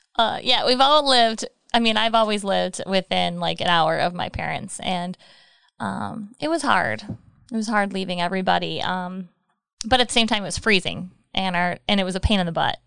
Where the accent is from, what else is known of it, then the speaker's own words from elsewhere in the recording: Michigan, United States; moved away as an adult; I'm from Michigan